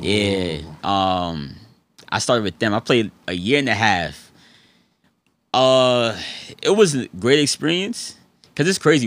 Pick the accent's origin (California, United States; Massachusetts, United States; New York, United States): New York, United States; New York City; also born or lived in Fayetteville, North Carolina; born there, raised in between, like, Harlem and the Bronx, New York.